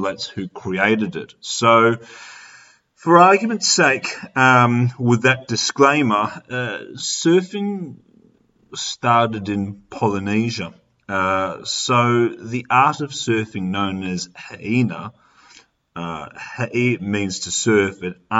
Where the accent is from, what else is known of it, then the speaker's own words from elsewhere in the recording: Australia; growing up in Australia